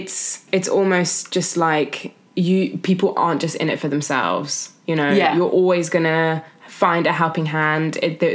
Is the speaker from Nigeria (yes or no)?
no; Germany; now in United Kingdom; we grew up in Germany